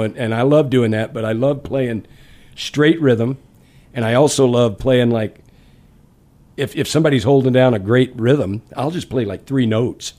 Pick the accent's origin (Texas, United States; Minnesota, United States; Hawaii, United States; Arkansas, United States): Texas, United States; Dallas; born or raised there; moved away; also born or lived in Baton Rouge, Louisiana / Detroit